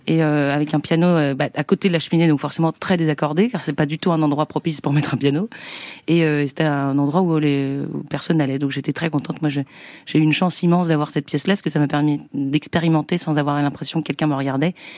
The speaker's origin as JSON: {"language": "French", "town": "Saint-Nazaire", "region": "Pays de la Loire", "country": "France", "said": "Je viens de Saint-Nazaire"}